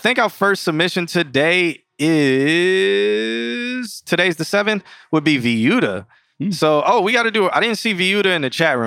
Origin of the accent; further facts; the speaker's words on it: United States; I only know I'm American. I only know America